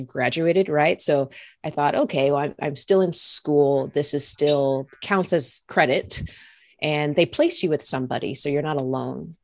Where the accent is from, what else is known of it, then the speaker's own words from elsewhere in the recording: Lawrenceville, Georgia, United States; moved away as an adult; also born or lived in Indiana; I grew up in Georgia. I'm from the South.